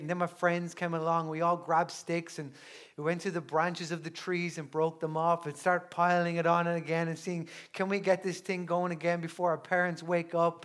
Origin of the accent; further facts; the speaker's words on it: Newbridge, Leinster, Ireland; I'm a culty from Newbridge in County Kildare, and, uh, I grew up in, in Newbridge